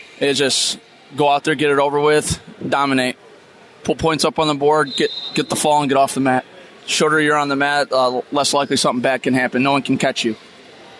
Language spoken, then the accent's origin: English; Michigan, United States; born or raised there